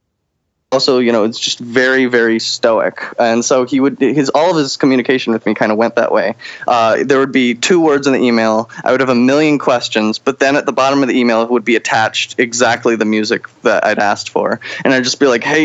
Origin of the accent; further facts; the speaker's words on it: Chelsea, Massachusetts, United States; moved away as an adult; also born or lived in upstate New York; now in New York City, United States; I grew up in Boston, Chelsea, Massachusetts specifically